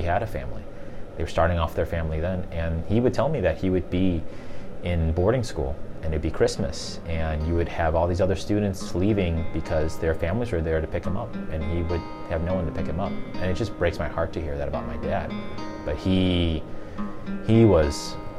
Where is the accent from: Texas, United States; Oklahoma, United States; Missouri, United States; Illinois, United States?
Illinois, United States; Chicago; I grew up in the city of Chicago